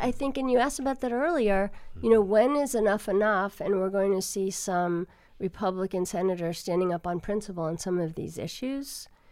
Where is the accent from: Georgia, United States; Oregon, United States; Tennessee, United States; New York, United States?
New York, United States; Long Island; moved away; I'm from New York, in New York, on Long Island, Levittown, where my, my relatives lived